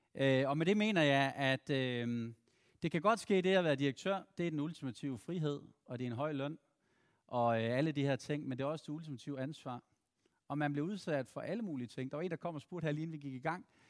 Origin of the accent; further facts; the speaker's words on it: Randers, Central Denmark Region, Denmark; moved away; Og så er jeg fra Randers oprindeligt